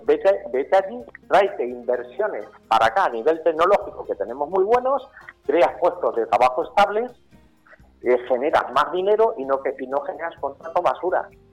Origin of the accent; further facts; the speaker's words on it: Campo de Criptana, Castilla-La Mancha, Spain; Yo soy nacido en campo de Cristana, o sea, soy manchego